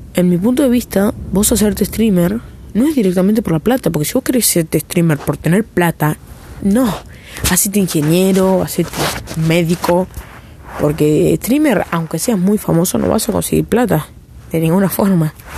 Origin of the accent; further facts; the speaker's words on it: Argentina; soy de Argentina